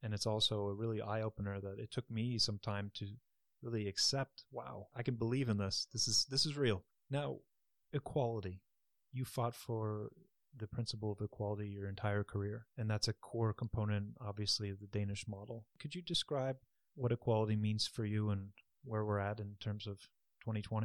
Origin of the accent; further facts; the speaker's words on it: United States; I come from the United States